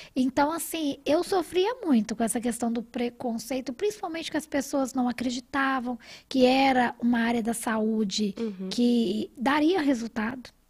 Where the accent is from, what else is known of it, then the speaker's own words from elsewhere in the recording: Rio de Janeiro, Brazil; also born or lived in Paraty; now in Belo Horizonte, Brazil; eu venho também do Rio